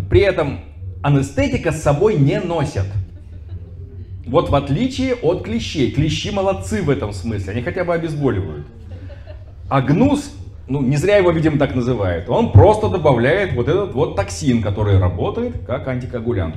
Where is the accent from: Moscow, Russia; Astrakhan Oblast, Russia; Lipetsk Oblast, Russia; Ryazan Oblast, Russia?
Astrakhan Oblast, Russia; Astrakhan; в той же Астрахани, например, откуда я родом